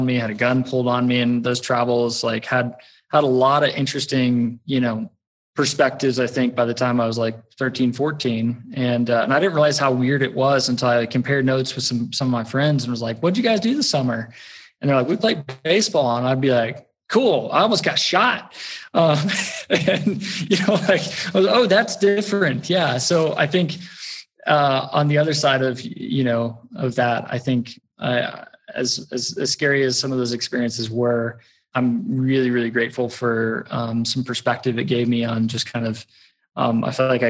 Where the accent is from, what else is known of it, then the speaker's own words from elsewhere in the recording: Texas, United States; born there; accent: West Texas; So I was born in Texas, particularly West Texas, which everyone's on, particularly if I'm talking about getting my oil changed, it comes right out.